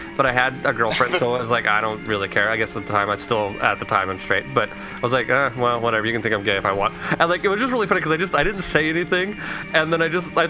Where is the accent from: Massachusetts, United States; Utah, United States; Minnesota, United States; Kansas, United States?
Utah, United States; I'm from Utah.